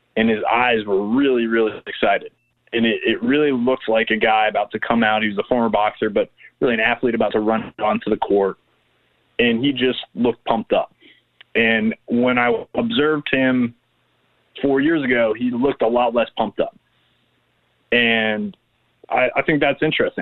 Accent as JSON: {"language": "English", "region": "Rhode Island", "country": "United States", "moved": "yes", "lives_now": "Memphis, United States", "said": "I'm from Rhode Island"}